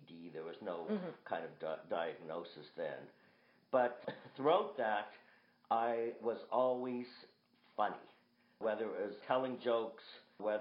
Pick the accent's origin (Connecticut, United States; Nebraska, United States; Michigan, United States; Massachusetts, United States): Massachusetts, United States; Boston; I was born in Boston